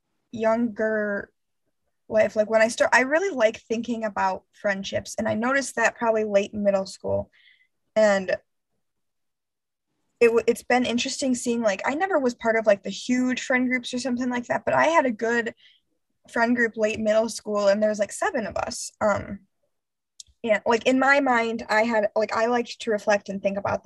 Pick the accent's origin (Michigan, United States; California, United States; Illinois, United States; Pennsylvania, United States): Michigan, United States; Grand Rapids; moved away as an adult; I grew up in Grand Rapids for 15 years